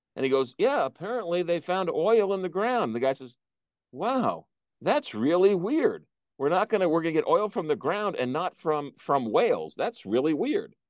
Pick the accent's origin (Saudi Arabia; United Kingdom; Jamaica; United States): United States; East Coast; moved away; back in the East Coast, and I grew up with this